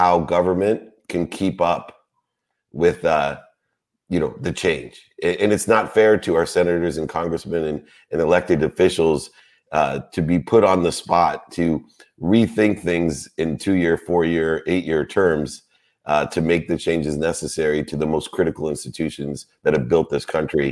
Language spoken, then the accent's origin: English; Akron, Ohio, United States; I am from Akron, Ohio